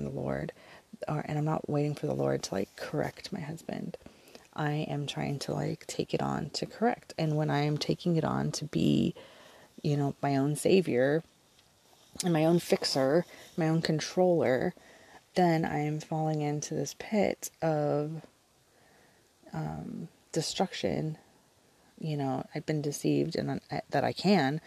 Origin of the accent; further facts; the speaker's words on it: Southern California, United States; moved away as an adult; also born or lived in Orange County, California; now in Southern Oregon, United States; We were raised in Southern California